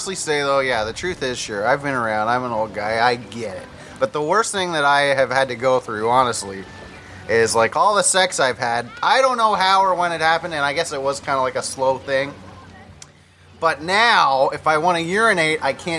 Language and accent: English; London, Ontario, Canada; now in Jamaica; I'm also from London